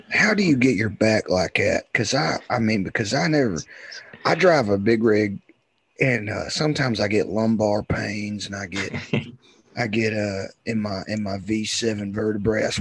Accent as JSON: {"language": "English", "region": "Texas", "country": "United States", "said": "I'm from Texas"}